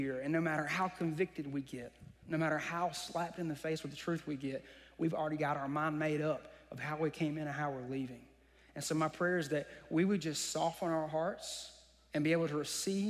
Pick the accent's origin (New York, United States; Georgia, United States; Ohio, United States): Georgia, United States; Vidalia; I'm from Vidalia, graduated in 2010.